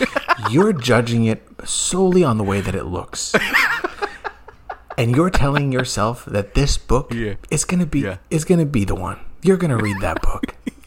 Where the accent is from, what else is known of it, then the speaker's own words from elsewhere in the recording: United States; I am an American. I'm a traditionalist.